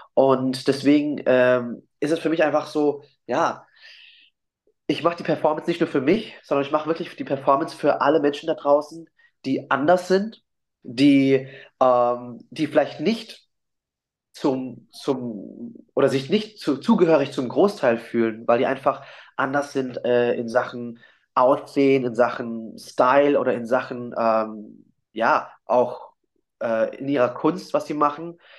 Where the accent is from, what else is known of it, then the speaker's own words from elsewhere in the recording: Germany; also born or lived in Vietnam; ich in Deutschland geboren bin, aber immer als Asiatik gesehen wurde